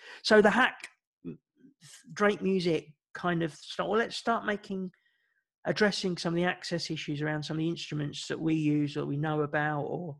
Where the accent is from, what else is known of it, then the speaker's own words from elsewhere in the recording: Ireland; My family were Irish and music is really important to our culture. As an Irish person, we all have a song about ourselves and the town that we come from.